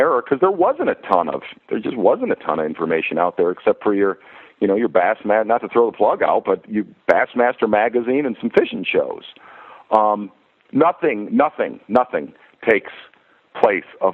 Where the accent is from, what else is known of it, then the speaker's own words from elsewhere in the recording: Michigan, United States; growing up in Michigan